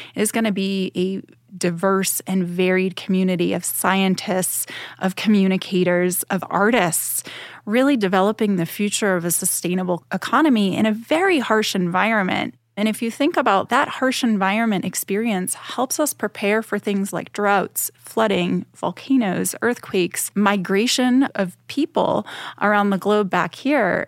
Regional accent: Boston, Massachusetts, United States; I'm from Boston, Massachusetts. I always think about, "Wow, it was so great to grow up very close to the ocean

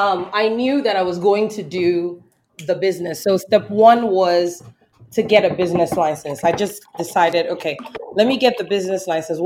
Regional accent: the South, United States; And I grew up in the South and I'm from the South.

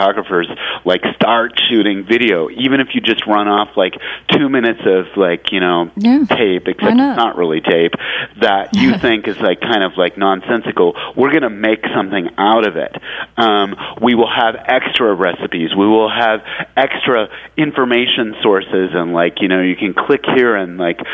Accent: California, United States; I'm originally from California

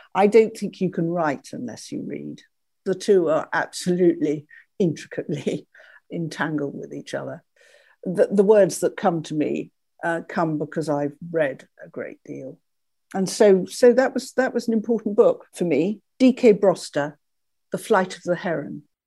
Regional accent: Oxfordshire, South East England, United Kingdom; I was brought up in Oxfordshire, not very far from where John and Susie Buchan lived

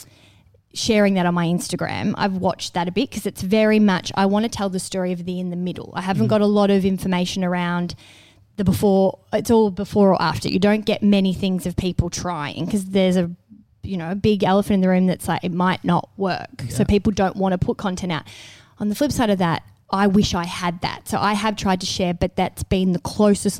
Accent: Melbourne, Victoria, Australia; moved away; Melbourne back as my hometown

